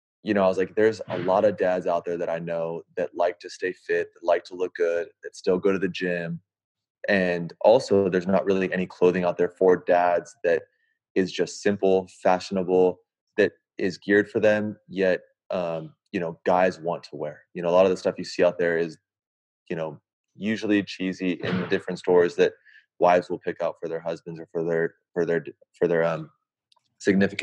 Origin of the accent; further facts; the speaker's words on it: Santa Barbara, California, United States; moved away as an adult; also born or lived in Bay Area, California; now in Sacramento, United States; I am born and raised in California. Grew up in Santa Barbara, a little suburb